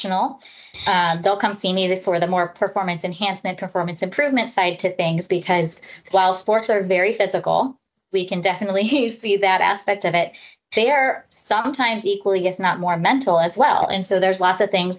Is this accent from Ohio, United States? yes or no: yes; Parma, Ohio, United States; also born or lived in Houston, Texas; I grew up in the Northeast Ohio area, up in the Parma area, actually, where I went through school.